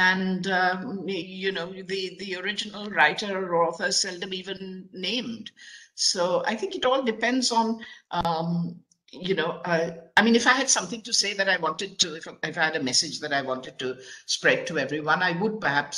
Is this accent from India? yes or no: yes; Mumbai, Maharashtra, India; the home that I grew up in Chowpatty in Bombay